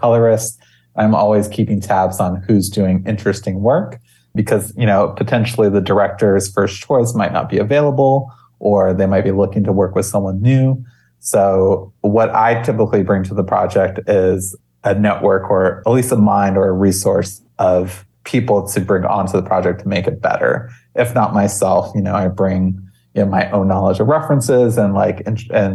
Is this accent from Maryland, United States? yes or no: no; Maui, Hawaii, United States; growing up in Hawaii is such a unique experience